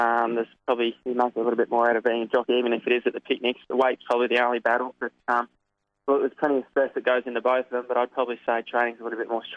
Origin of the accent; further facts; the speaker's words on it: Avenel, Victoria, Australia; I was born in Avenel, and at the time Dad was managing Brackley Park